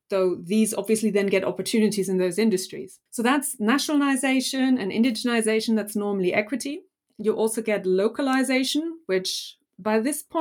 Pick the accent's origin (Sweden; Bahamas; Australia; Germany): Germany; now in United Kingdom; So obviously, I came from Germany, hadn't been in Britain that long